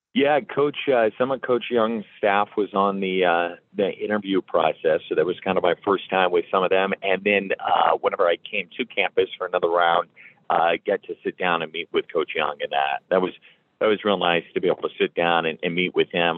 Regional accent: Geneseo, Illinois, United States; moved away as an adult; now in Blacksburg, United States; I grew up uh, in a town called Geneseo, Illinois

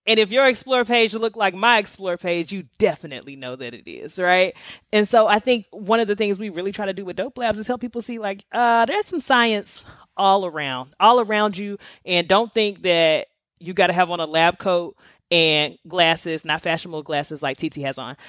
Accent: the South, United States; I'm from the South

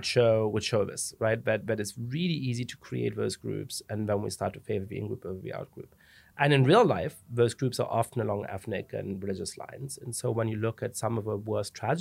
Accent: Germany; moved away as an adult; also born or lived in England / Italy / France; now in United States; I ended up growing up in Germany

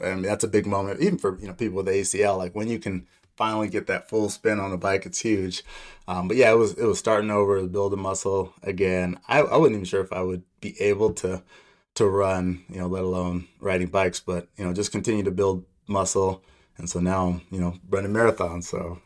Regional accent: Aurora, Colorado, United States; also born or lived in Laramie, Wyoming / Denver, Colorado; So I grew up in Aurora, Colorado, so not too far from here. I was born in Laramie, Wyoming, but we moved to Denver in the second grade, so this is home for me.

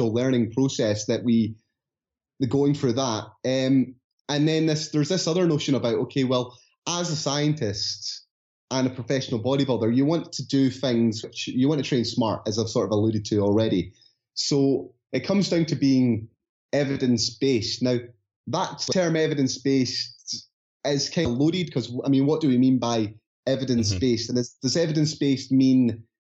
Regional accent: Scotland, United Kingdom; accent: Scottish; my Scottish accent

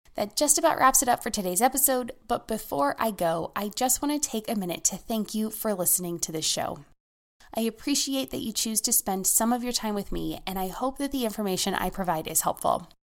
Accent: United States; As an American

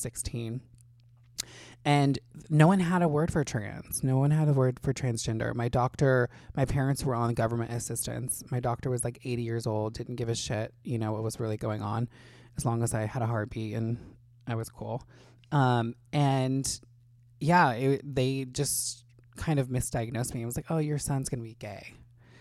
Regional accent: Indiana, United States; moved away as an adult; now in Los Angeles, United States; I grew up in a small town in Indiana

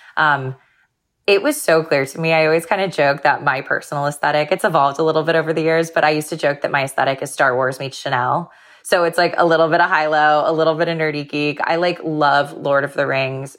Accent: Florida, United States; growing up in Florida

